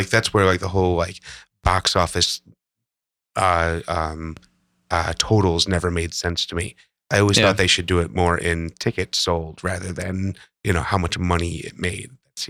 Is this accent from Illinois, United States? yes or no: yes; Chicago, Illinois, United States; growing up in Chicago and hearing the stories about the old school machine.